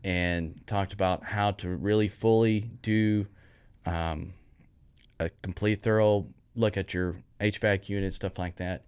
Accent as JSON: {"language": "English", "town": "Kemp", "region": "Texas", "country": "United States", "tie": "born or raised there", "also_born_or_lived": "Waco, Texas / Fort Worth, Texas", "moved": "as an adult", "said": "I'm originally from a small town in East Texas, uh, just right outside of Canton. It's called Kemp"}